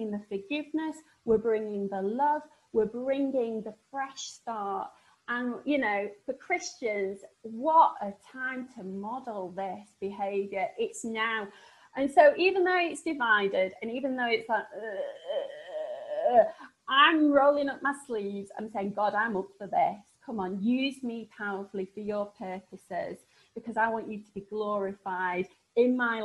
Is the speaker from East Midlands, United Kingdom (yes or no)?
no; Sheffield, Yorkshire and the Humber, United Kingdom; accent: northern; I come from Sheffield and people think that my northern accent's really novel.